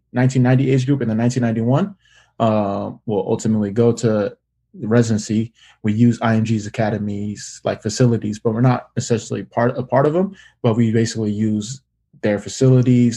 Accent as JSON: {"language": "English", "town": "Sacramento", "region": "California", "country": "United States", "tie": "born or raised there", "also_born_or_lived": "Hayward, California", "said": "I was born in Hayward. But then when my immediate younger brother was born, we ended up moving to Sacramento."}